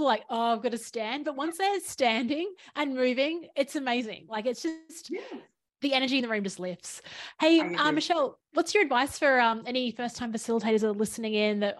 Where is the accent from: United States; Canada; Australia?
Australia; how do I leverage being Australian with this group of Americans?